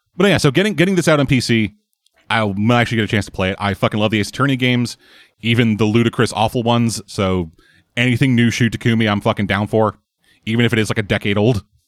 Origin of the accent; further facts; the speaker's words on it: Canada; I'm from Canada